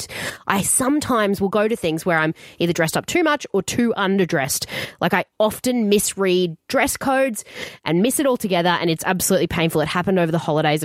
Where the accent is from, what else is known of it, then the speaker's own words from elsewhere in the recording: Queensland, Australia; In Queensland, growing up in Queensland